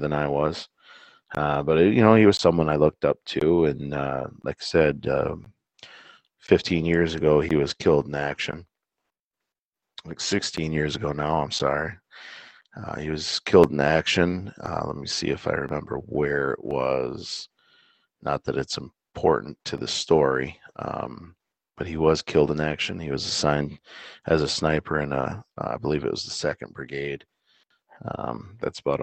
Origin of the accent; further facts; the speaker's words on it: United States; as an American